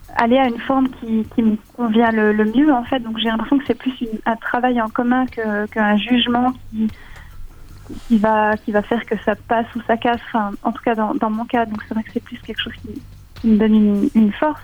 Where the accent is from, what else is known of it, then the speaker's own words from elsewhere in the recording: Switzerland; en tant que Suissesse